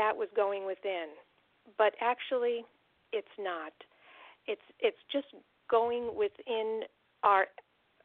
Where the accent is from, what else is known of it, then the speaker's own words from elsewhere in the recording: United States; being raised in the United States